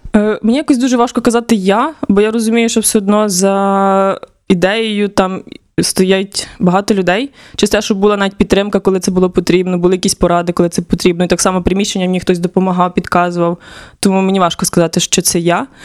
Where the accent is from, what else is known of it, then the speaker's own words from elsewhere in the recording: Khmelnytskyi Oblast, Ukraine; also born or lived in Kharkiv; now in Lviv, Ukraine; сама я родом з Хмельницької області, я не є львів'янкою